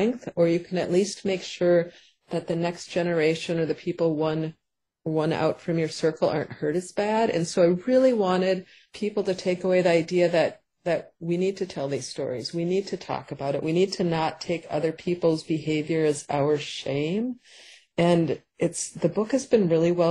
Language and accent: English; Paynesville, Minnesota, United States; also born or lived in St. Cloud, Minnesota; my hometown where we moved after St. Cloud of Painesville, Minnesota.